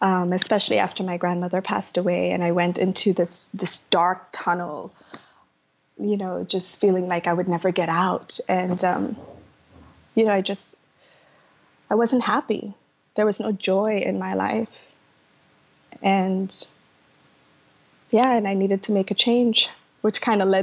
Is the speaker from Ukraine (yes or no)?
no; Trinidad & Tobago; moved away as an adult; now in United States; I grew up in Trinidad in the Caribbean and I had a really tough upbringing